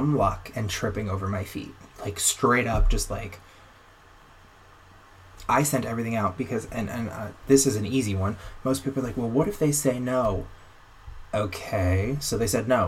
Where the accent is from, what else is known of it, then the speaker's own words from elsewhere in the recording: Florida, United States; moved away as an adult; now in Anaheim, United States; I'm from Florida where there were tons of them.